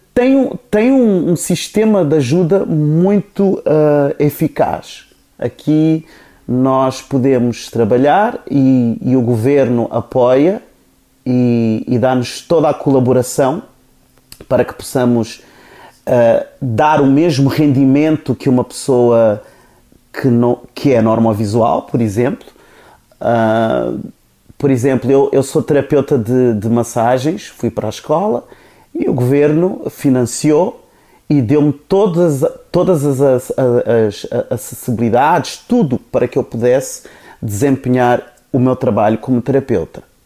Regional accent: Cape Verde; first language Cape Verdean Creole; Portuguese is a second language; moved away; also born or lived in Portugal; eu também sou cabo-verdiano, não é? Cabo-verdiano, da Ilha do Fogo

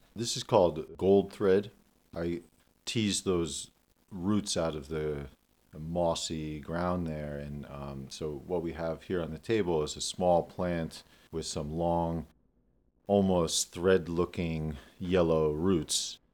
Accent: Damascus, Pennsylvania, United States; I grew up in Damascus, Pennsylvania, on a family farm

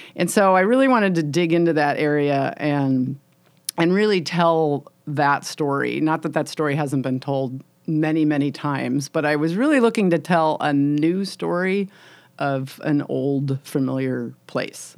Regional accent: Illinois, United States; moved away as an adult; now in Washington State, United States; I grew up in Illinois, uh, in farm country.

